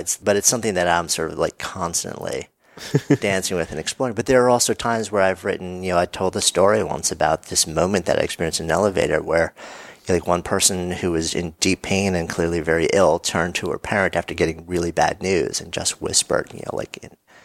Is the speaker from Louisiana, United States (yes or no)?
no; New York, United States; I'm a New Yorker.